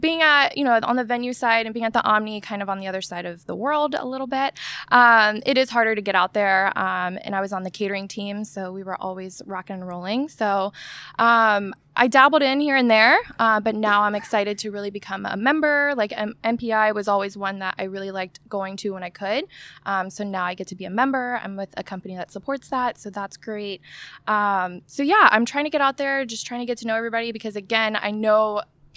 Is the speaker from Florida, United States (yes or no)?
yes; Orlando, Florida, United States; also born or lived in Daytona Beach, Florida / Davenport, Florida; Born in Daytona Beach, but moved to Orlando when I was like in kindergarten